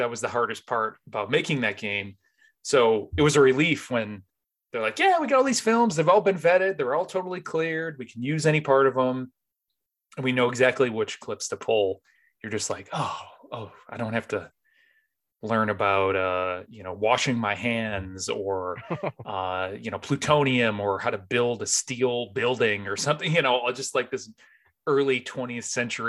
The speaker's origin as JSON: {"language": "English", "region": "Northeast", "country": "United States", "tie": "born or raised there", "said": "I grew up in the Northeast, but we used to have these, they weren't even like video."}